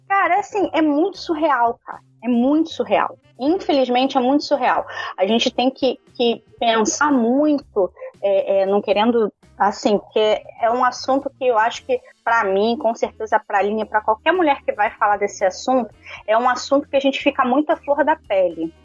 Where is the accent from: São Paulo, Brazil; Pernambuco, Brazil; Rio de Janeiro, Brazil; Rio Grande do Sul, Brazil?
Rio de Janeiro, Brazil; que somos cariocas